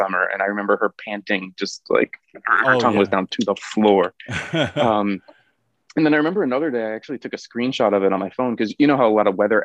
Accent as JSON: {"language": "English", "region": "Arizona", "country": "United States", "tie": "born or raised there", "moved": "yes", "lives_now": "South Korea", "said": "I grew up in Arizona"}